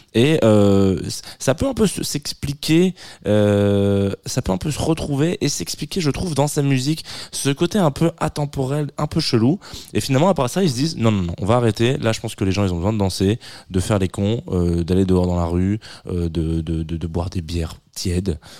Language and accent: French; the South, southern France, France; je suis du Sud